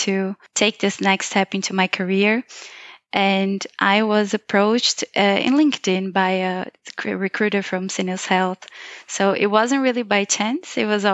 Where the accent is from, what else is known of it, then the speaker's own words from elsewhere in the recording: Brazil; moved away as an adult; also born or lived in Tübingen, Germany; now in Mannheim, Germany; I am from Brazil and I have always lived there my whole life.